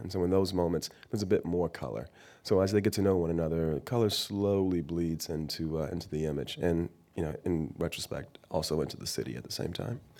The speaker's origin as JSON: {"language": "English", "town": "Miami", "region": "Florida", "country": "United States", "tie": "born or raised there", "moved": "yes", "lives_now": "San Francisco, United States", "said": "I'm born and raised in Miami, Florida."}